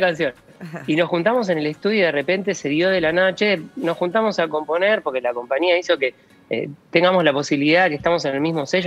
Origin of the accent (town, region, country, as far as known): Argentina